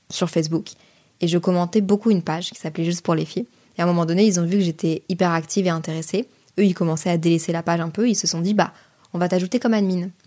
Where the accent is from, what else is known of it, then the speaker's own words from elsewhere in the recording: Brussels, Brussels-Capital Region, Belgium; j'ai grandi à Bruxelles, mais ma famille vient de Lille. Donc en fait, l'été, j'étais enfant unique et je pouvais pas rester à Bruxelles